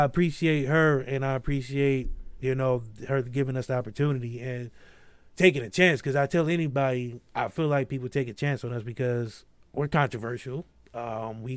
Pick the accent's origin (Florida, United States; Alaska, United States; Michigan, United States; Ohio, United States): Ohio, United States; Akron; I grew up in Akron